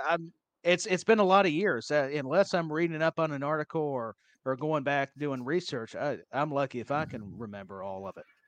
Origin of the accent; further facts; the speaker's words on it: Tennessee, United States; I'm from Tennessee